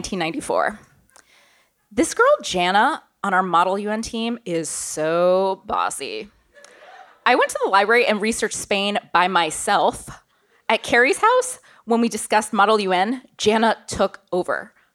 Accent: Auburn, Alabama, United States; also born or lived in Beijing, China / Canada; I was born in Beijing, but grew up in the United States and Canada. My family moved to Auburn, Alabama in the mid-90s.

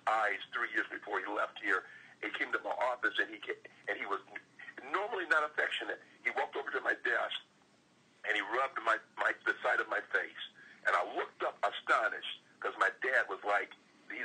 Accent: Fort Wayne, Indiana, United States; also born or lived in Alabama; I'm from Alabama. I came here when I came to Indiana when I was five.

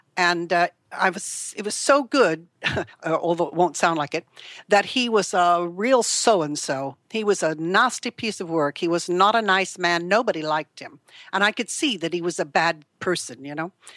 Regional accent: California, United States; moved away as an adult; now in United Kingdom; I was born in California in nineteen forty-three to a very, uh, dysfunctional family

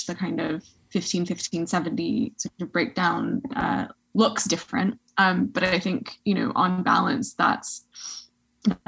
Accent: United States; moved away as an adult; also born or lived in Canada; now in Oxford, United Kingdom; I'm American

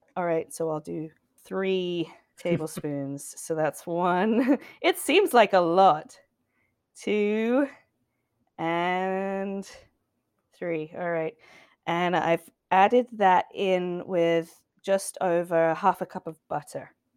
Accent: England, United Kingdom; now in United States; an English person

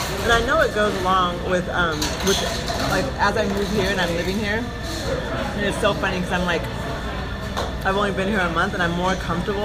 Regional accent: Eugene, Oregon, United States; moved away as an adult; growing up in Eugene

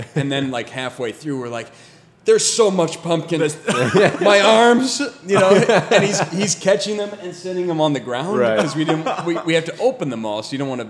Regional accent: Naperville, Illinois, United States; moved away as an adult; now in California, United States; born and raised in Naperville, Illinois, which is a south suburb of Chicago.

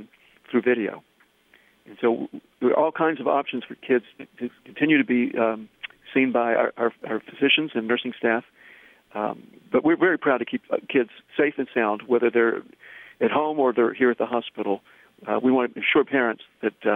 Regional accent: Tennessee, United States; accent: Southern; now in Boston, United States; you may be able to tell from my voice that I'm from the South. I'm from Tennessee

